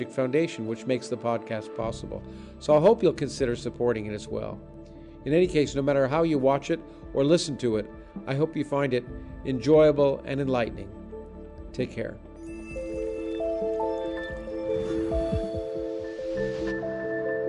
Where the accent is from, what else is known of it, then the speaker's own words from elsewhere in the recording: New York, United States; I was born in New York